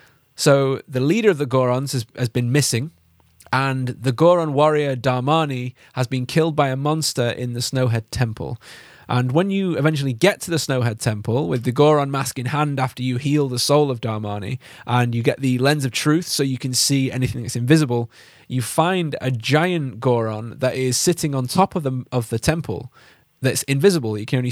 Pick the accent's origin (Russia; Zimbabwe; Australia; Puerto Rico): Zimbabwe; moved away; Yeah, we did. Yeah. I'm actually from Zimbabwe.